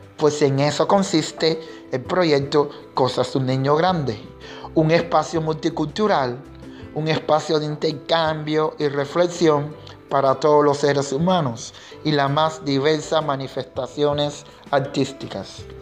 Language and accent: Spanish; Cuba; mi identidad como artista, como negro y como cubano